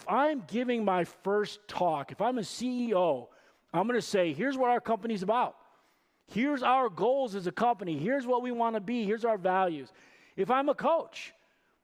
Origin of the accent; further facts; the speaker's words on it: Rockford, Illinois, United States; moved away as an adult; now in Janesville, United States; I'm from Rockford, and I served at a church in Rockford for almost 8 years